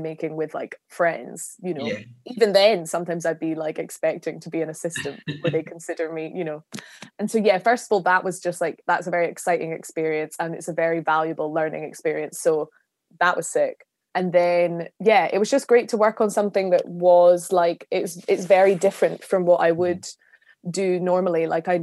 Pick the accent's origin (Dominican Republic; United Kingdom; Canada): United Kingdom; Glasgow, Scotland; I'm from Scotland